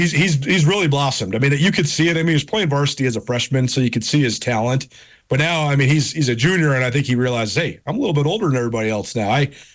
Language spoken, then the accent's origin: English; Missoula, Montana, United States; growing up in Missoula